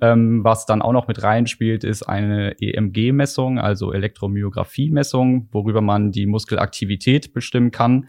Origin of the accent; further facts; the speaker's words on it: Korschenbroich, North Rhine-Westphalia, Germany; in Korschenbruch bei mir in der Heimat